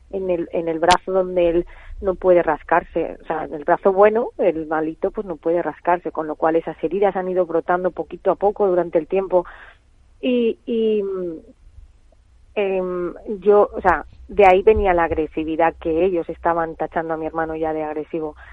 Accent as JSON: {"language": "Spanish", "town": "Valencia", "region": "Valencian Community", "country": "Spain", "said": "No, no, somos de Valencia, Valencia."}